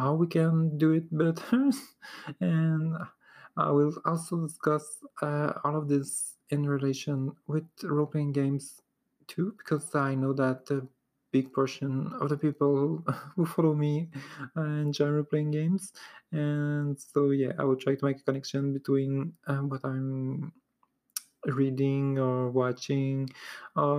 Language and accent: English; Montreal, Quebec, Canada; first language French; English is a second language; English is my second language, French is my first language. I'm from Montreal, so I have a special accent.